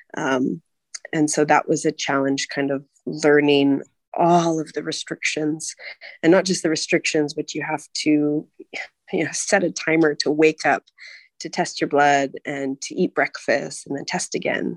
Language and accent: English; California, United States; moved away as an adult; also born or lived in Hong Kong; now in Prague, Czech Republic; I'm from the U.S. I'm from California